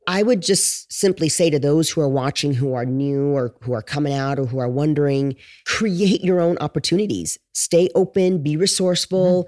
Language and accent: English; Los Angeles, California, United States; moved away as an adult; also born or lived in Connecticut; now in Glendale, United States; I'm originally from Los Angeles, originally from Southern California.